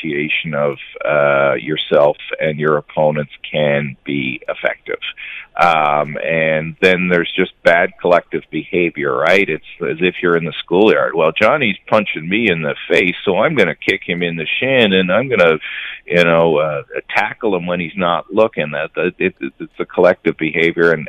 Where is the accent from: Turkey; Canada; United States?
Canada; Newfoundland and Labrador; accent: Newfoundland; in my Newfoundland parlance